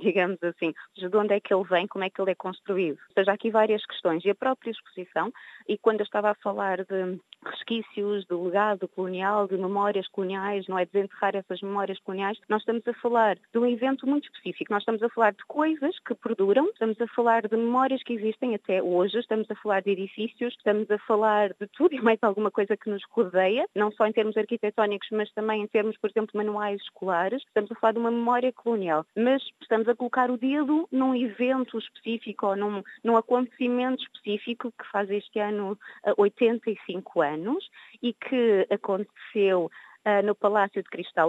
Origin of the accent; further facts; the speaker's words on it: Cape Verde; now in Porto, Portugal; que sou eh, de origem africana, que sou cabo-verdiana